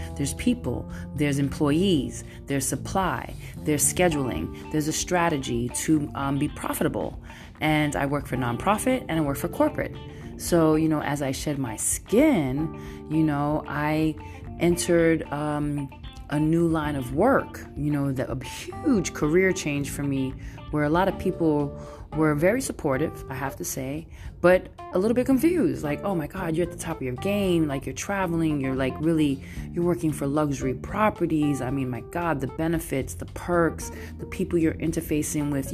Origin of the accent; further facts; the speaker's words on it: New York City, New York, United States; moved away as an adult; now in San Francisco, United States; I'm Brooklyn all day. I got that Brooklyn vibe. I'm Brooklyn all day, and I'm coming in from the Bay, and I've been living here for over like 20 years